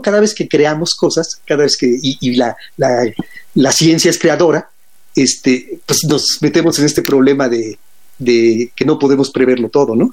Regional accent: Mexico; siendo mexicanos

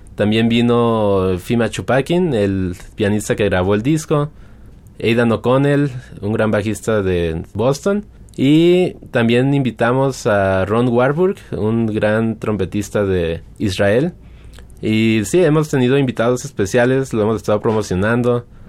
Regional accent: Guadalajara, Jalisco, Mexico; Yo soy de Guadalajara, eh, nací hace muchos años y estudié con el maestro eh, Alfredo Vázquez a la edad de siete años

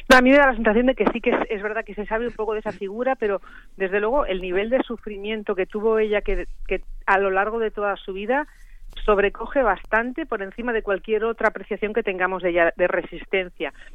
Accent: Barcelona, Catalonia, Spain; naciendo en Barcelona que es de donde soy yo

